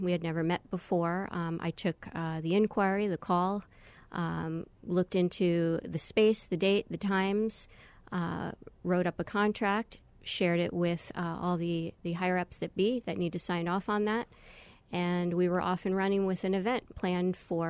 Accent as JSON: {"language": "English", "town": "Long Island", "region": "New York", "country": "United States", "tie": "born or raised there", "said": "I'm a New York native. I grew up in Long Island, and I don't have an accent anymore, so don't ask me to impersonate anybody."}